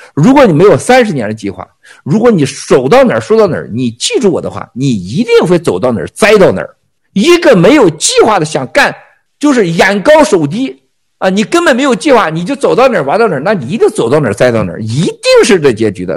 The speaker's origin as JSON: {"language": "Chinese", "country": "China", "said": "你们不要恨我们中国人"}